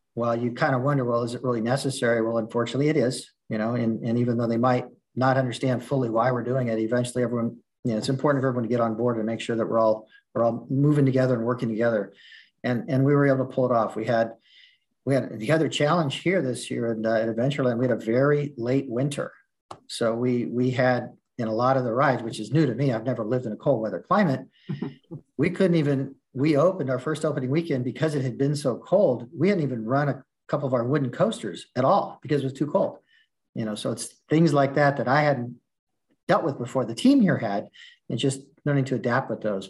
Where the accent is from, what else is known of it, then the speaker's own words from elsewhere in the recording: Southern California, United States; moved away as an adult; now in Midwest, United States; I'm from Southern California. That's I, I lived there up until last year, my whole life